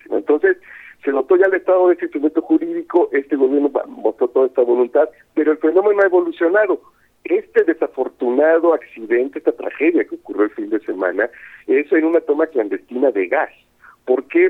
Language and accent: Spanish; Coatzacoalcos, Veracruz, Mexico; yo soy de Coatzacoalcos